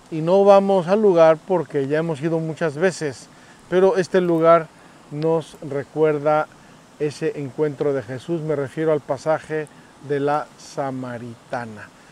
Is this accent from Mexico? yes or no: yes; Mexico; yo soy mexicano